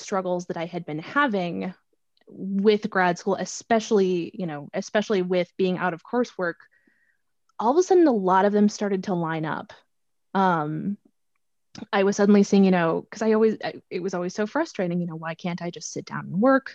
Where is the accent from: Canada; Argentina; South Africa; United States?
United States; Minnesota; moved away; I come from the state where the Juicy Lucy, the cheeseburger with the cheese on the inside, was invented in Minnesota